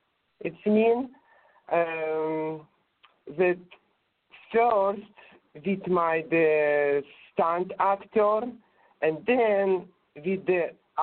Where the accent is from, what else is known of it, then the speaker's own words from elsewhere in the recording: Russia; accent: Russian; English is a second language; My English was very clumsy. I think you can hear that. But my Russian accent was liked